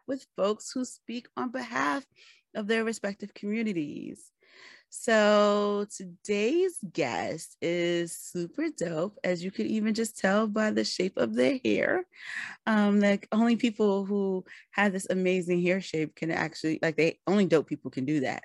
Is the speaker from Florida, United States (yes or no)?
no; New York City, New York, United States; I'm from the Bronx